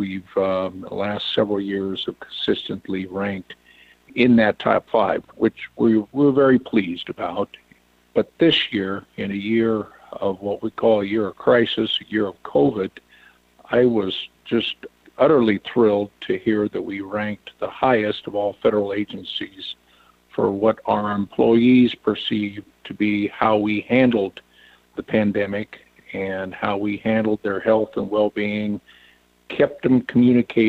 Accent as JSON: {"language": "English", "region": "Western Iowa", "country": "United States", "also_born_or_lived": "Washington, D.C. area", "said": "I'm from Western Iowa, live on a farm in Western Iowa."}